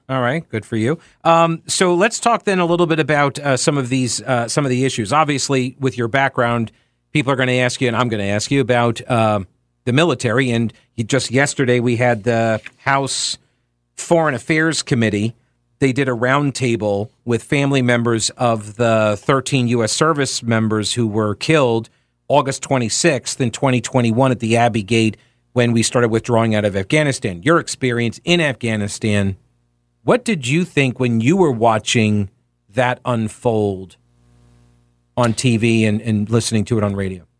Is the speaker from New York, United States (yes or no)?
yes; New York, United States; now in North Carolina, United States; myself included, originally from New York.